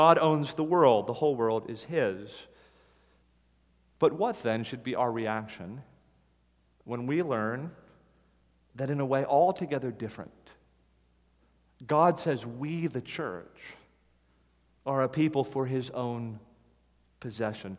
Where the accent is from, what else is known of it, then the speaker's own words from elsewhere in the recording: United States; as an American